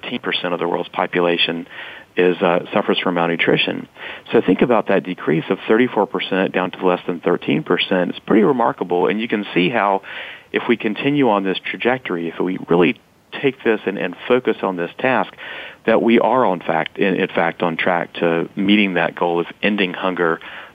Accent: North Carolina, United States; I was born and raised in North Carolina. Through high school, hadn't traveled much out of the state

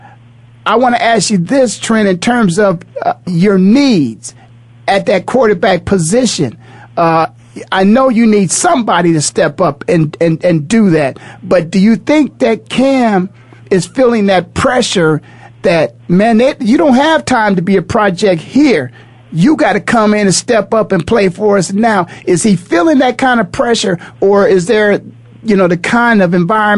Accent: Canton, Ohio, United States; born and raised in Canton, Ohio, going to Ohio State, going back and playing for the Cleveland Browns.

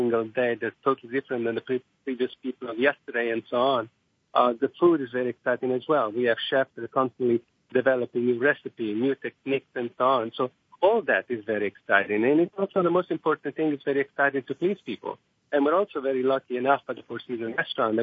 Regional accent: Italy; moved away as an adult; also born or lived in Rome / Monte Carlo / Brooklyn, New York; now in United States; I grew up in Italy, and basically our house was like a small restaurant because we basically cooked for everybody.

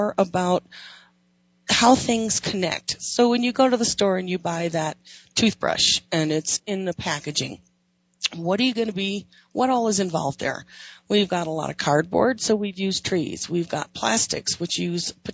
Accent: Wyoming, United States; or cricklets is what I grew up calling them in Wyoming

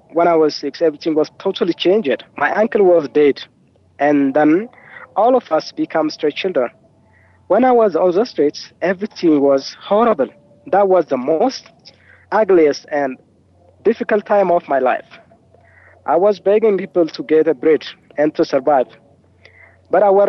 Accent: Wollo, Amhara, Ethiopia; I was born in Wollo. It's a countryside which is found in the northern part of Ethiopia.

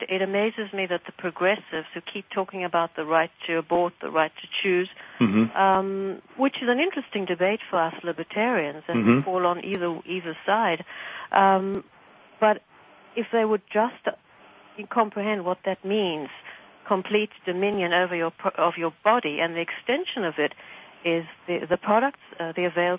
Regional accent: Cape Town, Western Cape, South Africa; also born or lived in Transvaal; where I am from. I was born in the Transvaal, but I lived in Cape Town and emigrated to North America from Cape Town.

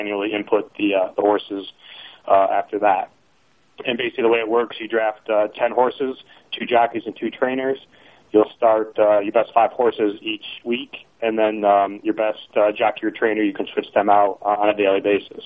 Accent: Binghamton, New York, United States; moved away; also born or lived in Louisville, Kentucky; I grew up in Binghamton, New York

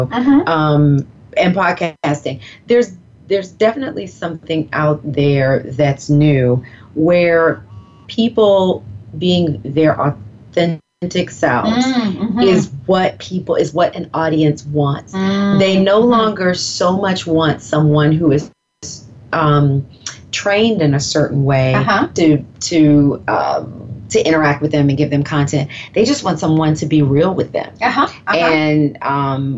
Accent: the South, United States; accent: Southern; I'm from the South. I don't have that strong of an accent because my mother grew up in the North in Philadelphia

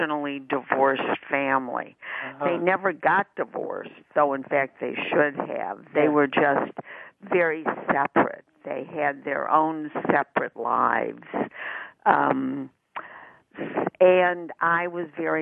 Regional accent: Chicago, Illinois, United States; moved away as an adult; now in Los Angeles, United States; I grew up in Chicago, and I moved from Chicago to Los Angeles

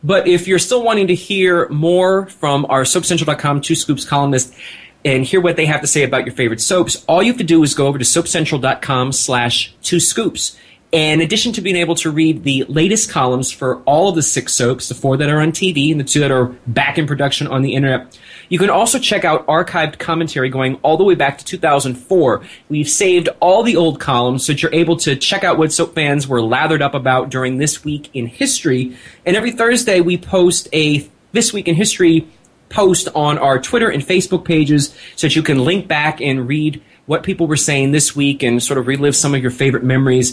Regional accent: Philadelphia, Pennsylvania, United States; We're both from Philadelphia

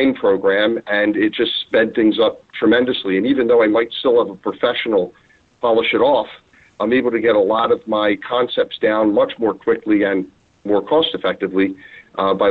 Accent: Philadelphia, Pennsylvania, United States; My brother Jeff and I, since we were kids, we sold pretzels. We're from Philly and sold pretzels

